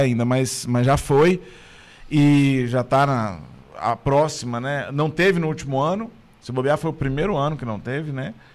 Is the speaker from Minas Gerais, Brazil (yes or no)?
yes; Belo Horizonte, Minas Gerais, Brazil; Eu sou de Belo Horizonte